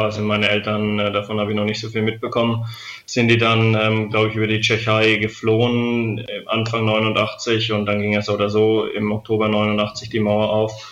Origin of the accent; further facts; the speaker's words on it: Lichtenfels, Bavaria, Germany; also born or lived in Weißenfels; ich bin ja ähm, in Weißenfels geboren und aufgewachsen, aber in, äh, in Oberfranken, in Lichtenfels, also das ist in der Nähe von Bamberg.